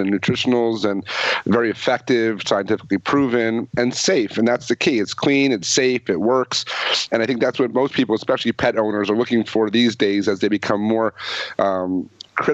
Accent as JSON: {"language": "English", "area": "the Catskills", "region": "New York", "country": "United States", "tie": "born or raised there", "said": "I grew up in the Catskills"}